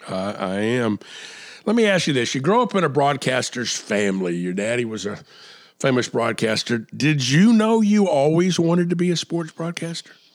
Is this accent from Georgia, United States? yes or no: yes; Atlanta, Georgia, United States; now in South Carolina, United States; I grew up in Atlanta